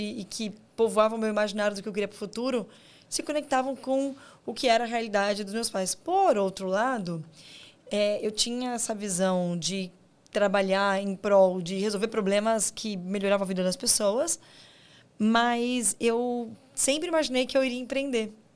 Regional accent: Guarulhos, São Paulo, Brazil; eu sou de Guarulhos, que para quem não é do estado de São Paulo, né? Guarulhos está na grande São Paulo

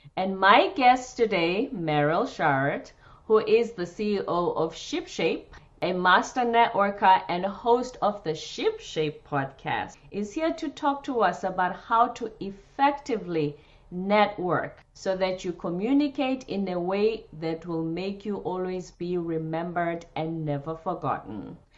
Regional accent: South Africa; moved away; I'm from South Africa

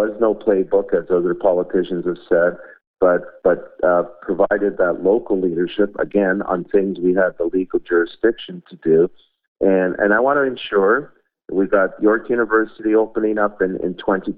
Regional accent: Markham, Ontario, Canada; I grew up in Markham

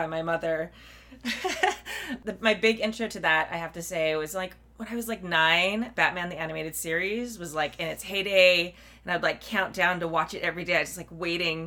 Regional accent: Southern California, United States; the Southern California Renaissance Fair was near my hometown

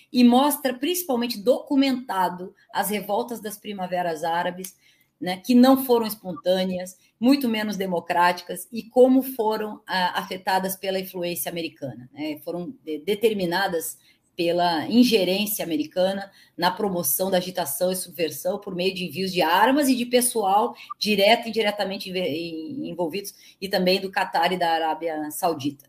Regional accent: Curitiba, Paraná, Brazil; Eu sou de Curitiba

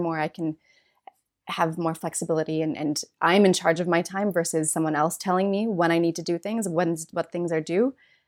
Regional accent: Minnesota, United States; I grew up in Minnesota.

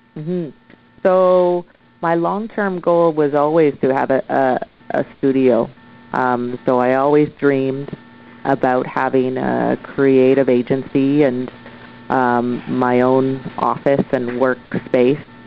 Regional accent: Oshawa, Ontario, Canada; now in Vancouver, Canada; I'm originally from Oshawa, Ontario. I moved across Canada to Vancouver, BC, and set up shop

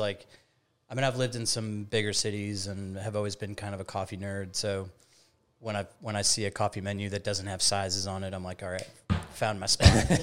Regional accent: Woodstock, Illinois, United States; moved away as an adult; also born or lived in New Orleans; now in Mobile, United States; I'm originally from the Chicagoland area

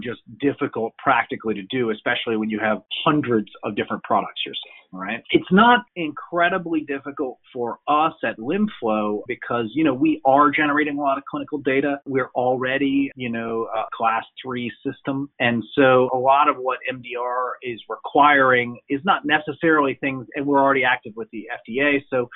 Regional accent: United States; moved away as an adult; now in Europe; as an American who's lived in Europe for 20 years

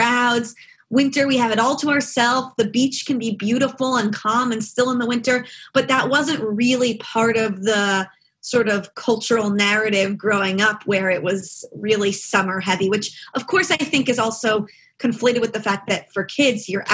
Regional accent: Freehold, New Jersey, United States; moved away as an adult; also born or lived in Tromsø, Norway / Scotland; I'm from the town where Bruce Springsteen is from

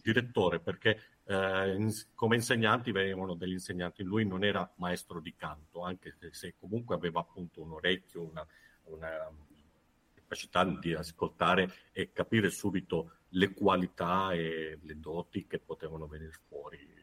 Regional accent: San Severo, Apulia, Italy; sono pugliese di San Severo Foggia, quindi abitavo a San Severo

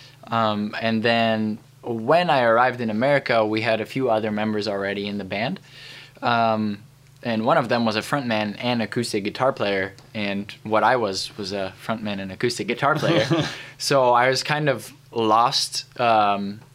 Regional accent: Debrecen, Hajdú-Bihar, Hungary; moved away as an adult; now in United States; I am from Debrecen, Hungary. I grew up in Hungary for about 18 years.

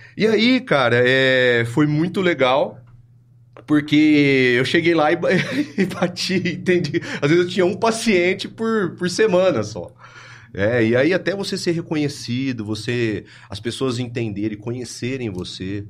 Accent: Ribeirão Preto, São Paulo, Brazil; eu sou de Ribeirão Preto, eu nasci, acho que foi no bairro Campos Elíseos

